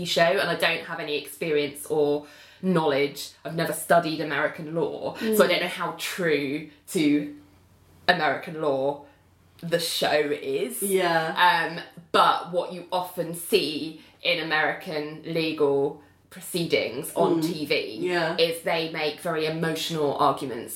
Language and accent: English; United Kingdom; the most obvious thing that I notice being British is obviously the law is slightly different.